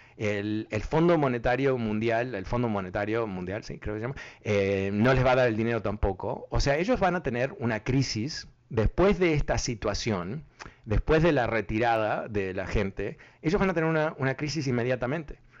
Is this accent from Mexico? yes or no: no; Uruguay; soy uruguayo